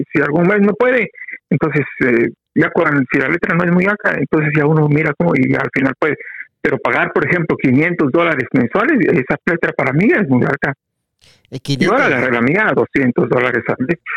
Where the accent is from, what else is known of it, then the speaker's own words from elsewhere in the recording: Quetzaltenango, Guatemala; now in Guatemala City, Guatemala; fíjese que cuando llegué a la capital de Guatemala, me fui a vivir a una casa de pensionistas, casa de huéspedes, se llama ahí en la zona 1. Y a un amigo también que llegó conmigo, los dos llegamos oh. procedentes de Chela para la capital.